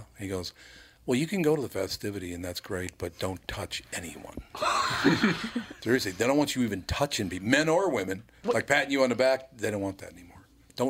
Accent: Minneapolis, Minnesota, United States; When I grew up in North Minneapolis

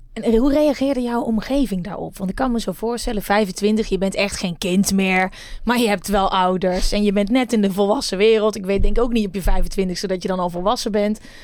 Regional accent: Uden, North Brabant, Netherlands; ik kom uit Uden

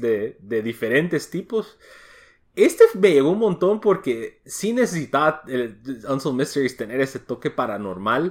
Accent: United States; yo crecí en Estados Unidos

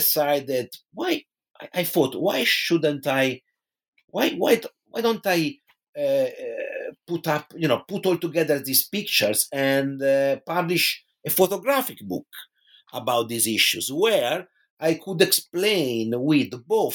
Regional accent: Pisa, Tuscany, Italy; in my hometown in Tuscany, which is Pisa in Italy

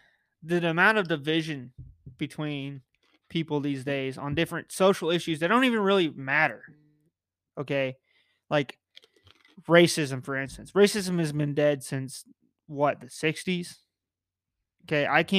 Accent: United States

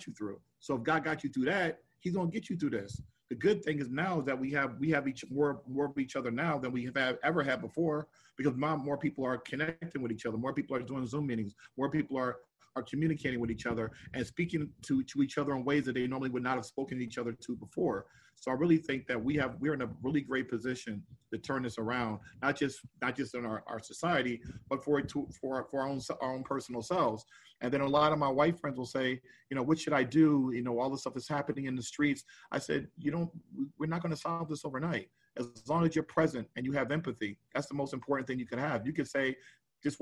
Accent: New Jersey, United States; I grew up in New Jersey

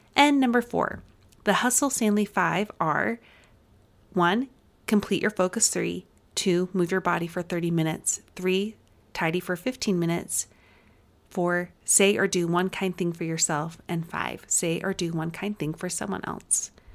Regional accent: Utah, United States; accent: Utah; my Utah accent was coming, like, on full strong there

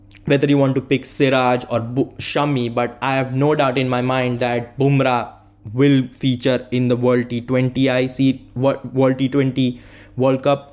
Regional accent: Vadodara, Gujarat, India; I am from Baroda, Gujarat

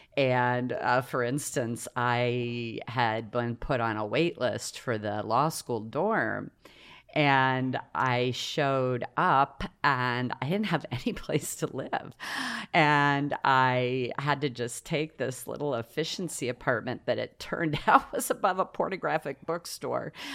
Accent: Ohio, United States; also born or lived in Coshocton, Ohio / Newark, Ohio; I was born in Coshocton, uh, which is down kind of central east Ohio, and uh, it's part of Appalachia

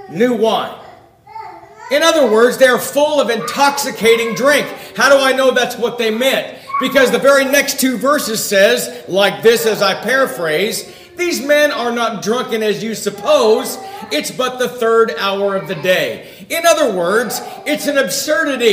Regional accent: Ventura, California, United States; I grew up in the Ventura area.

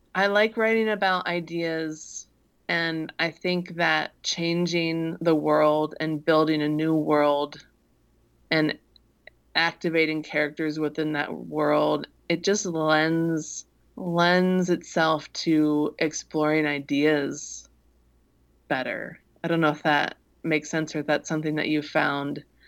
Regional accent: Midwest, United States; I grew up in the Midwest

